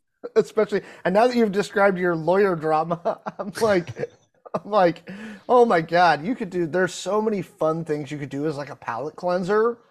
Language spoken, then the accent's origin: English; Pacific Northwest, United States; I'm from the Pacific Northwest